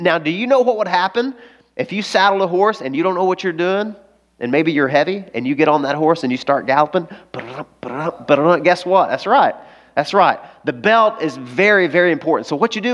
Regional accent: the South, United States; I grew up in the South. I grew up on a farm

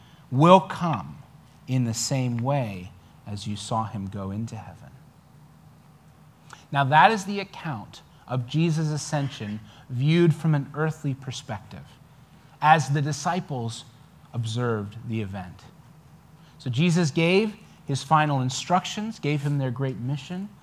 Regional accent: New Zealand; now in United States; I'm a New Zealander

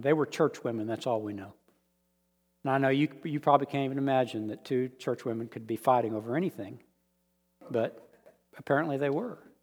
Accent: United States; accent: American; I'm American. They just want to hear my accent

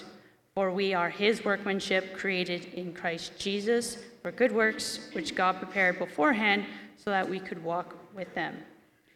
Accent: Dundrell, Ontario, Canada; I grew up in Dundrell

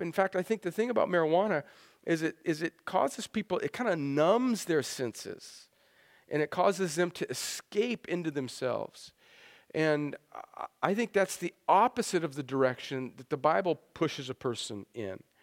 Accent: El Centro, California, United States; moved away; I grew up in El Centro, California

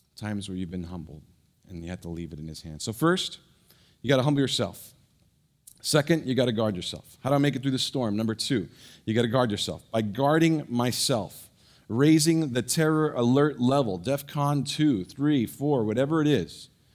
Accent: San Francisco Bay Area, California, United States; moved away; I grew up in the Bay Area, San Francisco Bay Area

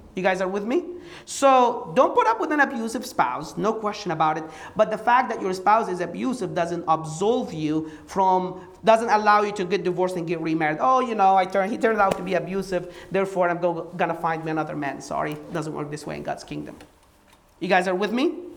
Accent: Egypt; moved away as an adult; now in United States; I did not grow up in this country. I grew up in Egypt

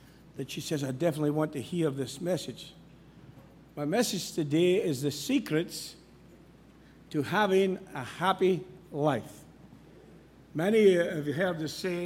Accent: Scotland, United Kingdom; moved away; I'm from Scotland.

